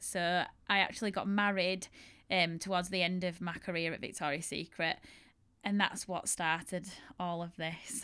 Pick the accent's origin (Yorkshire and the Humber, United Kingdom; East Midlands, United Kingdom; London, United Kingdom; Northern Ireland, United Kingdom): Yorkshire and the Humber, United Kingdom; accent: strong Yorkshire; my strong Yorkshire accent